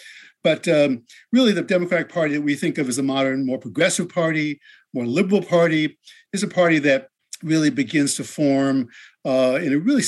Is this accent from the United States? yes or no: yes; Englewood, New Jersey, United States; on the streets of my hometown, Englewood, New Jersey, which is just a short bus ride from the George Washington Bridge next to New York City. And my parents were devout liberal Democrats, like lots of Jews from New